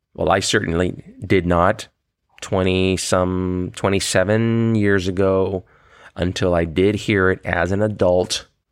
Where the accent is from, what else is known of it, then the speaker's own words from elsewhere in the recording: United States; as an American